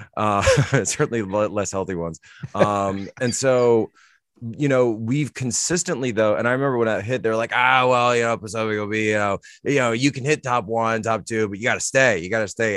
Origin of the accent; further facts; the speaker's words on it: Philadelphia, Pennsylvania, United States; I'm from Philadelphia